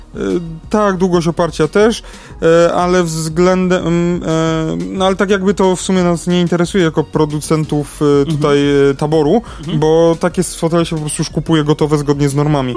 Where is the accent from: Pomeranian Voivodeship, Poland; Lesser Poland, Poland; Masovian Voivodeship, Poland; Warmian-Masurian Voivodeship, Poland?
Lesser Poland, Poland; Kraków; Ja jestem z Krakowa